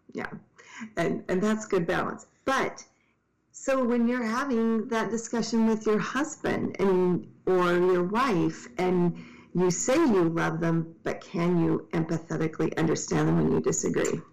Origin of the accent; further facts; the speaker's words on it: Tacoma, Washington, United States; I grew up in Tacoma where Ted Bundy came from